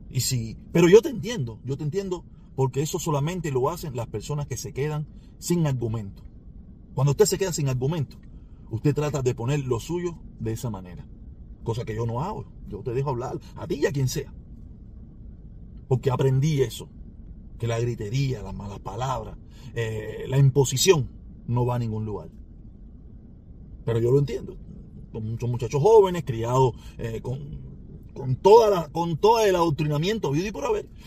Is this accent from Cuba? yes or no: yes; Cuba; moved away; si muchos de nosotros nos fuimos de Cuba sin que nadie nos hiciera nada.